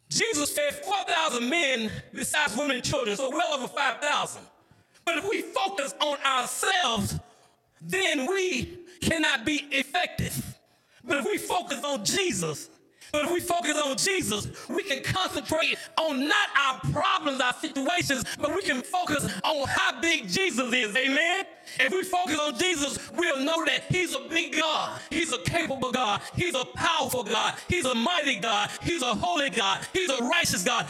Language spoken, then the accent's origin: English; Mecca, Georgia, United States; I grew up in Mecca, Georgia